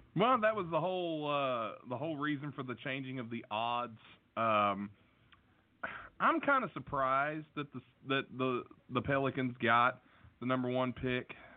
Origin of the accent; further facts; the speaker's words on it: Logan, West Virginia, United States; my hometown, Logan, West Virginia